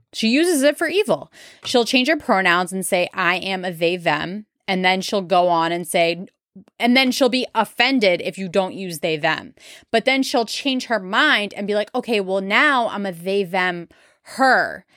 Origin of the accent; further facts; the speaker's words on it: New England, Massachusetts, United States; I am from New England, Massachusetts specifically